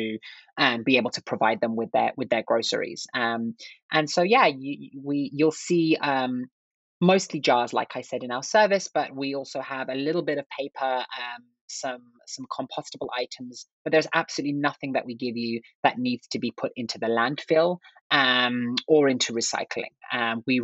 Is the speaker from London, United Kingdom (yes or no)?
yes; London, United Kingdom; moved away as an adult; now in United States; I grew up in England. I'm from England, originally from London